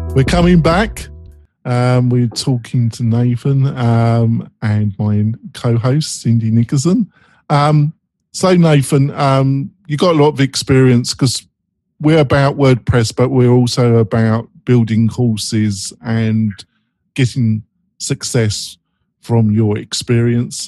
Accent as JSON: {"language": "English", "region": "England", "country": "United Kingdom", "said": "I'm English"}